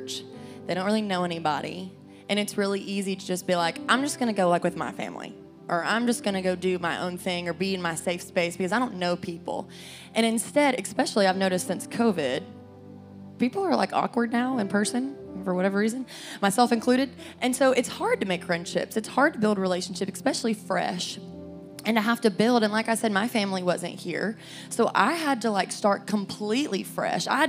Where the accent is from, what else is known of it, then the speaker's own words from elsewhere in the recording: Cleveland, Tennessee, United States; moved away as an adult; now in Knoxville, United States; I grew up in Cleveland, Tennessee